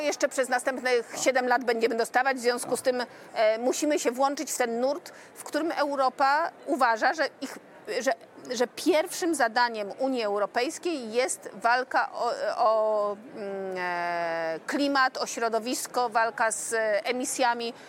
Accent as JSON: {"language": "Polish", "region": "Silesian Voivodeship", "country": "Poland", "said": "Jestem ślązaczką polską i europejską"}